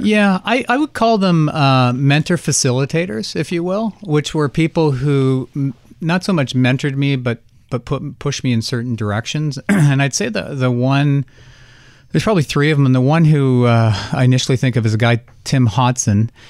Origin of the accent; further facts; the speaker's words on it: Canada; I'm Canadian and I did take French for twelve years